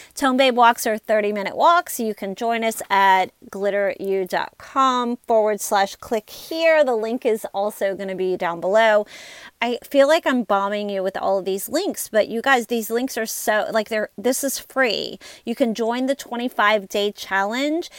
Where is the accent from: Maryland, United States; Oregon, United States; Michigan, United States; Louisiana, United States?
Louisiana, United States; I'm from Louisiana